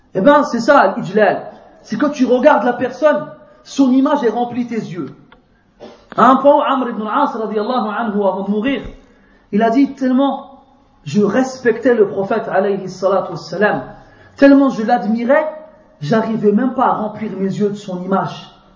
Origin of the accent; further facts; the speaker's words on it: France; je viens de France